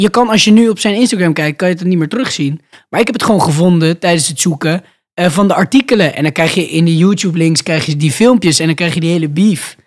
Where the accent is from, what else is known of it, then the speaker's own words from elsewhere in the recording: Randstad, Netherlands; We komen uit de Randstad